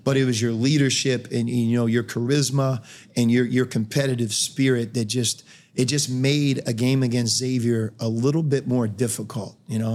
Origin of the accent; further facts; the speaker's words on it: Pittsburgh, Pennsylvania, United States; moved away as an adult; I grew up in Pittsburgh.